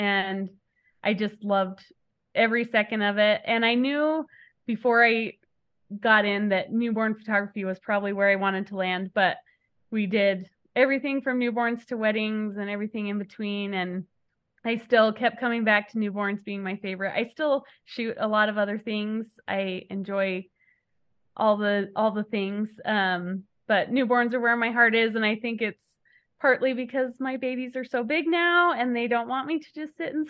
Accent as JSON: {"language": "English", "region": "Utah", "country": "United States", "tie": "born or raised there", "also_born_or_lived": "New Mexico / California / Kansas", "said": "I was born in New Mexico, lived in California, Utah, Kansas, back to Utah. And I've been here ever since the middle of high school. So I call Utah home"}